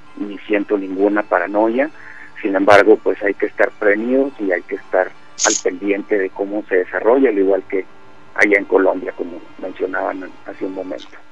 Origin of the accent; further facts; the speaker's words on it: Mexico; moved away as an adult; also born or lived in Palestine (paternal ancestry); now in China; soy mexicano de nacimiento